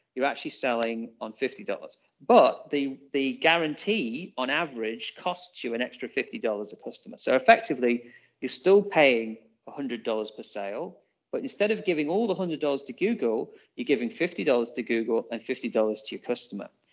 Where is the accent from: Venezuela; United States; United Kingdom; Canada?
United Kingdom; England; now in Auckland, New Zealand; we're English